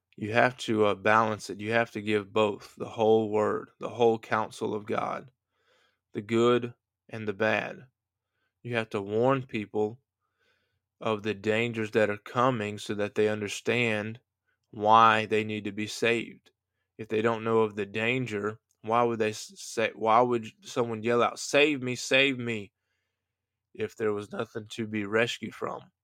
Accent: United States; I'm an American

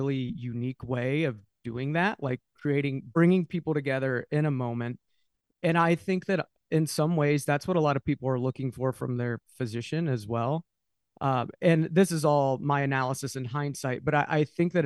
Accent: Dayton, Ohio, United States; I'm from Dayton, Ohio

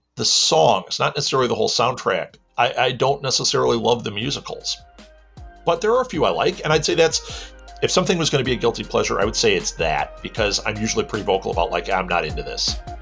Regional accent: Midwest, United States; I am from the Midwest in America.

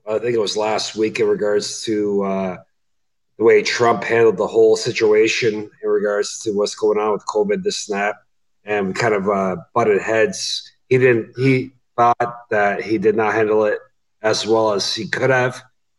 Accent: Canada; as a Canadian

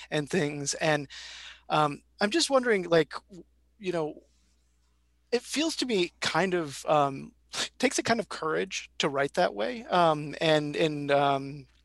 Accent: Midwest, United States; as a Midwesterner

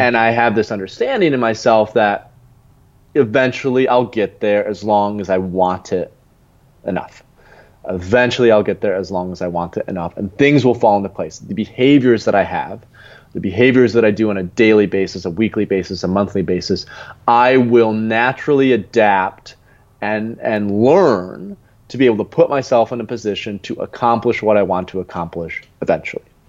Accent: Grand Rapids, Michigan, United States; moved away as an adult; also born or lived in Lisbon; my real home, where I'm from Grand Rapids, Michigan

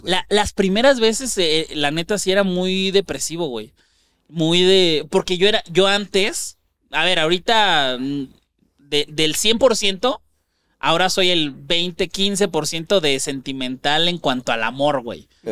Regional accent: Ciudad Juárez, Chihuahua, Mexico; born or raised there; now in Mexico City, Mexico

